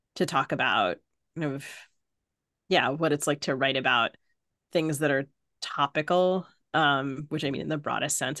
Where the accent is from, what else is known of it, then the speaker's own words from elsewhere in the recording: Maryland, United States; accent: mid-Atlantic; I grew up in Maryland.